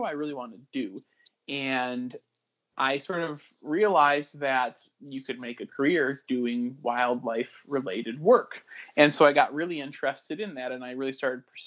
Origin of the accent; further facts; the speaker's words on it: Midland, Michigan, United States; moved away; I grew up in Midland, Michigan